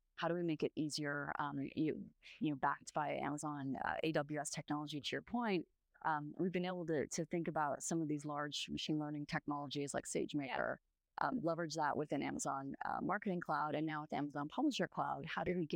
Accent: Canada; also born or lived in Latin America / London; now in Bay Area, California, United States; I grew up in Canada

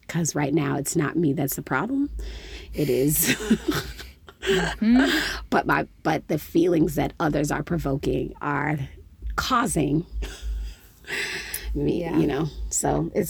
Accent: Midwest, United States; I'm from the Midwest

